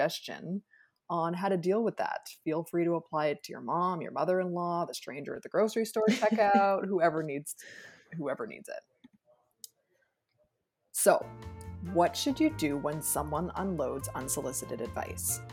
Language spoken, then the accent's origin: English; Jamaica; As a Jamaican person